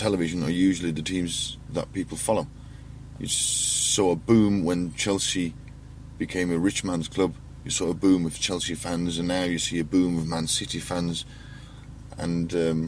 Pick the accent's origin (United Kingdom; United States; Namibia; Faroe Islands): Faroe Islands; born or raised there